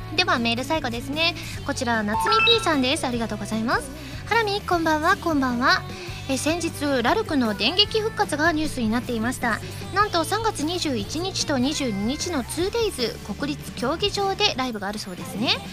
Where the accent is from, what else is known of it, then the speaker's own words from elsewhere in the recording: Osaka, Japan; 私ね関西人ですからね大阪人